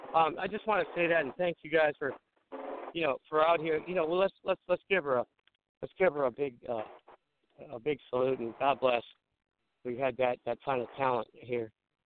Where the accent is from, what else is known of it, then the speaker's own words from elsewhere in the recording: Gary, Indiana, United States; I grew up in the Gary, Indiana area